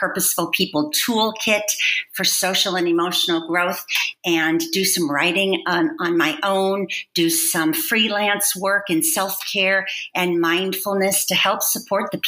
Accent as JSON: {"language": "English", "region": "Wisconsin", "country": "United States", "tie": "born or raised there", "said": "I grew up in Wisconsin on a dairy farm."}